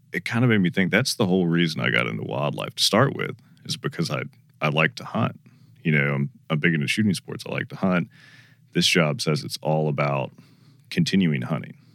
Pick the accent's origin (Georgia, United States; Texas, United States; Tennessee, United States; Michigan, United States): Georgia, United States; I grew up in Georgia